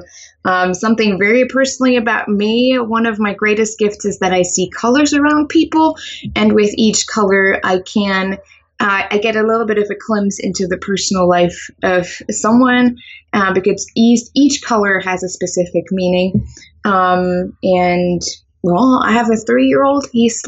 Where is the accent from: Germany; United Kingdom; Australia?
Germany; English is a second language; moved away as an adult; now in United States; I am originally from Germany, and I moved here to the U.S. about 8 years ago. I think it's been 8 years or 9 years.